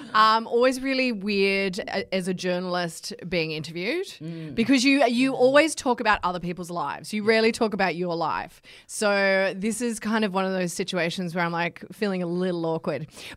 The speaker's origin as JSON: {"language": "English", "town": "Bankstown", "region": "New South Wales", "country": "Australia", "tie": "born there", "also_born_or_lived": "Wagga Wagga / Canberra", "said": "I was born in Sydney. I was born in Bankstown. But I kind of spent most of my years, my formative years, in Wagga Wagga and also Canberra."}